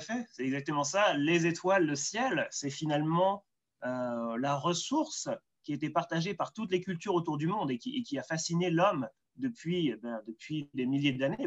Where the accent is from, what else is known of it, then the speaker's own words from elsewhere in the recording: Soisy-sous-Montmorency, Île-de-France, France; moved away as an adult; also born or lived in Orsay; now in Blue Mountains, Australia; je suis né près de Paris, à, à Soisy-sur-Montmorency